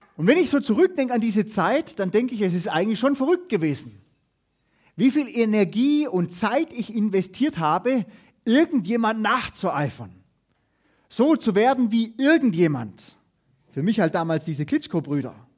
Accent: Hohenlohe, Baden-Württemberg, Germany; wo ich herkomme, aus der Hohenlohe-Ebene.

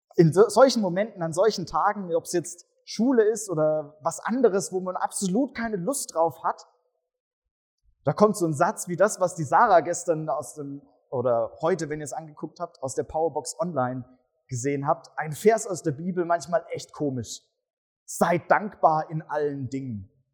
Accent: Swabia, Germany; ich komme ja aus dem Schwabenland und da heißt es Bruttler.

